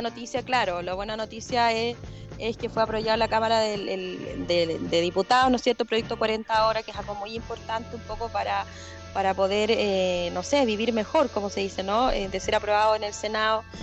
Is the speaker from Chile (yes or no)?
yes; Chile; hemos vivido todos como chilenos